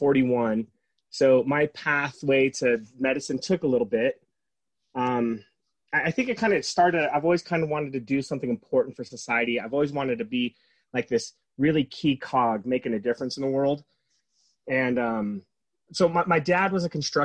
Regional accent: San Diego, California, United States; now in Utah, United States; I grew up in San Diego

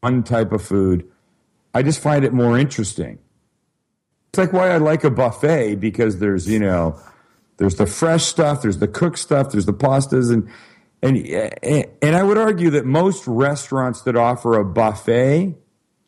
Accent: Vancouver, British Columbia, Canada; moved away; I'm from Vancouver, Canada originally.

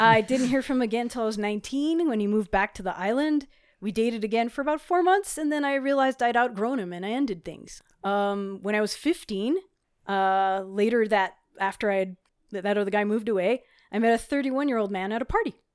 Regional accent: Hawaii, United States; now in Colorado, United States; I grew up in Hawaii, which had different laws at the time

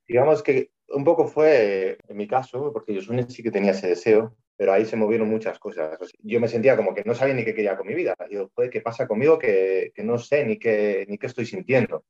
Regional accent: Vitoria-Gasteiz, Basque Country, Spain; soy de Vitoria, Vitoria Gasteiz y vivo aquí con Yosune

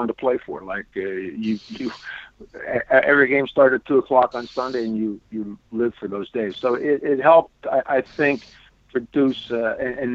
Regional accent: Bridgeville, Pennsylvania, United States; my old hometown of Bridgeville

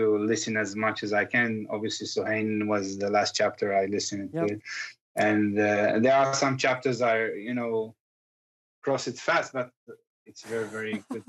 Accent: Kfar Kama, Northern District, Israel; first language Circassian; English is a second language

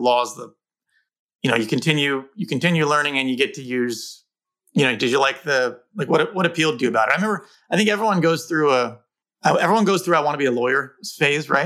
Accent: Bay Area, California, United States; growing up in the Bay Area

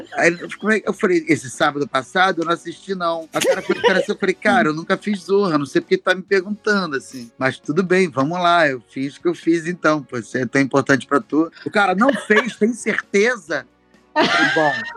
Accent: Rio de Janeiro, Brazil; sou do Rio de Janeiro, mas ando assim, Bangu

